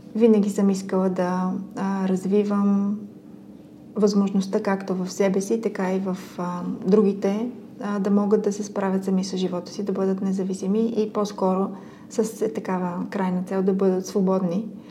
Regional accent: Sofia, Sofia City, Bulgaria; аз съм израсла в Люлин, това е един такъв квартал

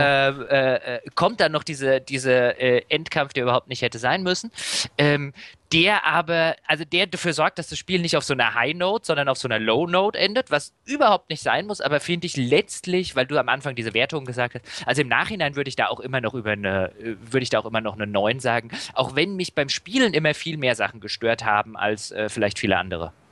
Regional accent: Germany; als Deutscher

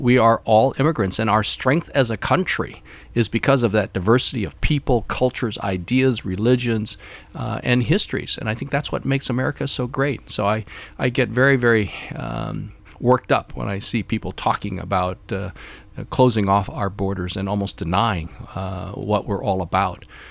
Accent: United States; But I am thoroughly American. Thoroughly, thoroughly American. But I also am proud of my Chinese ancestry

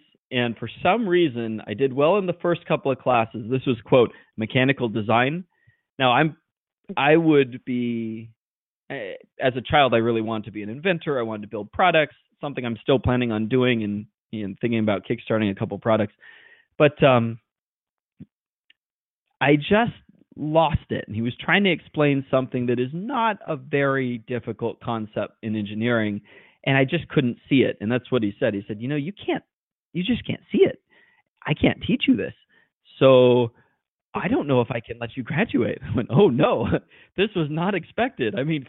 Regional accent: Silicon Valley, California, United States; I was born and raised here in Silicon Valley

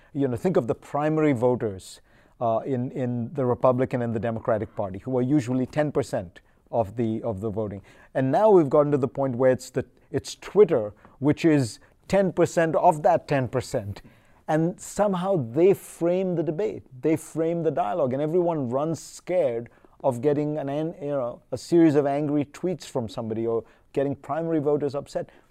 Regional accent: India; now in United States; growing up in India

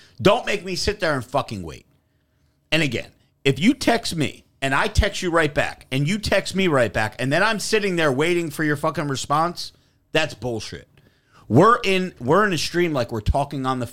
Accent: New Jersey, United States; I'm from Jersey

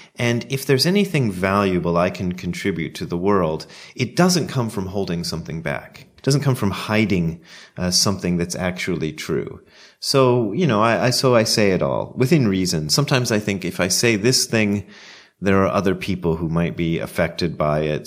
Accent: United States; moved away as an adult; also born or lived in Ohio / Japan; as an American

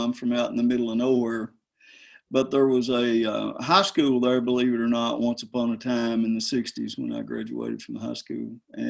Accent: Blaine, Kentucky, United States; moved away as an adult; And I am from Blaine, Kentucky. That's in the southern part of Lawrence County, which is kind of up there against the Big Sandy River.

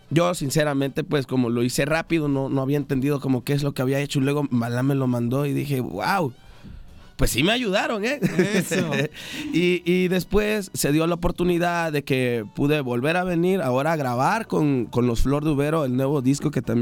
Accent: Veracruz, Mexico; ¿De dónde eres, Melodias? Yo soy del sur de Veracruz.

